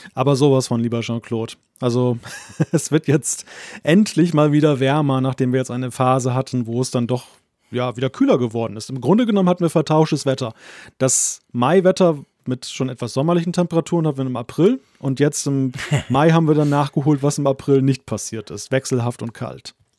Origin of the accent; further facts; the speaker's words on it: Germany; Deutsche unter lauter Schweizern bin